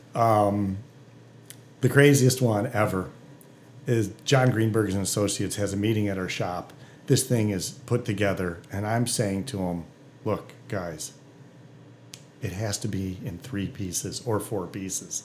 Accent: Detroit, Michigan, United States; I'm from Detroit, and all these Detroiter friends of mine think I'm a traitor

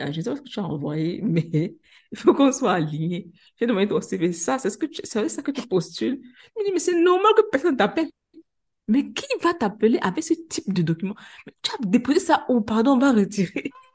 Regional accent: Cameroon; now in Senegal; je suis une Camerounaise, je suis arrivée au Sénégal

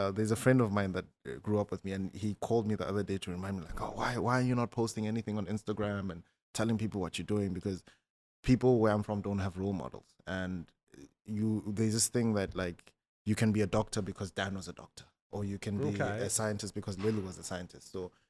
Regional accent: northern South Africa, South Africa; I'm South African, but I'm part of a tribe that's a very small minority in South Africa.

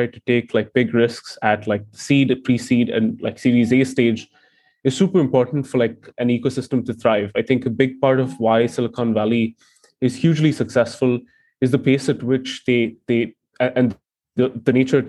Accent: Dubai, United Arab Emirates; moved away; I grew up in Dubai

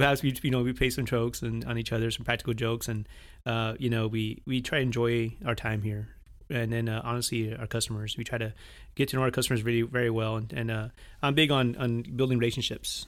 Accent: Washington, United States; moved away as an adult; also born or lived in Monterrey, Nuevo León, Mexico / Spokane, Washington; now in Weslaco, Texas, United States; when I was about three, four years old, we moved to Washington State. So, state of Washington was my home for about eighteen, twenty years, and so I went to, uh, all my school

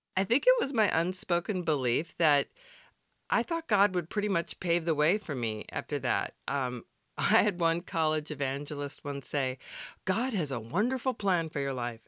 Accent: Wisconsin, United States; moved away; I grew up in Wisconsin, where the winters are brutally cold.

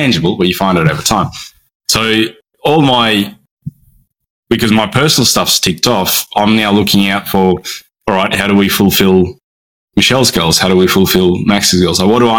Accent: Brisbane, Queensland, Australia; I'm from Brisbane on the east coast of Australia

